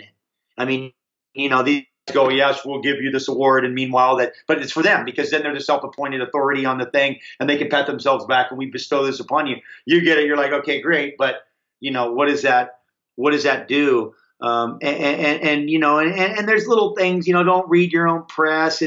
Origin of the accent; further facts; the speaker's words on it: Hawaii, United States; I grew up in Hawaii